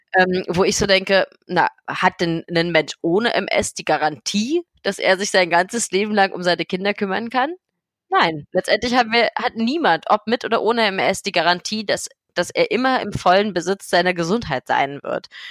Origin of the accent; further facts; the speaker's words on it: Berlin, Germany; ich komme aus Berlin, ich bin 29 Jahre alt